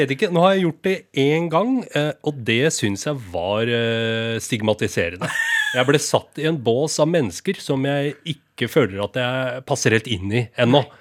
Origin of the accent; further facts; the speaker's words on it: Rakkestad, Østfold, Norway; moved away; Jeg husker vinballongen som sto på kjølerommet hjemme i Rakstad